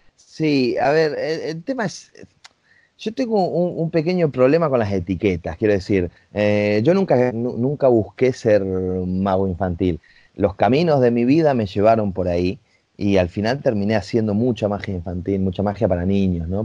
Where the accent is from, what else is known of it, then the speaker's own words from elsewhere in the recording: Rosario, Santa Fe, Argentina; en Argentina, yo soy de Rosario